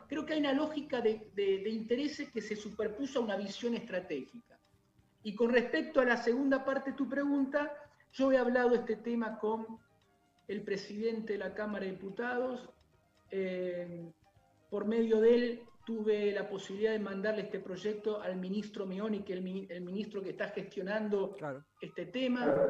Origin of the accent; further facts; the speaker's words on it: Santa Fe, Argentina; mi provincia de Santa Fe